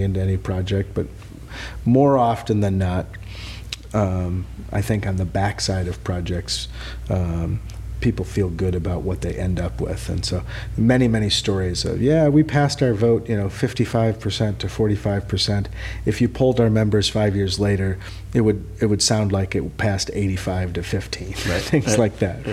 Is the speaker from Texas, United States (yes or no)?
no; Madison, Wisconsin, United States; now in California, United States; I grew up in Madison, Wisconsin